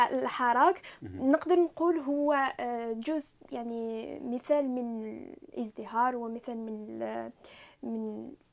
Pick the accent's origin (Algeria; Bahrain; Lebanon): Algeria; now in Montreal, Canada; نحن كجزائريين مقيمون في كندا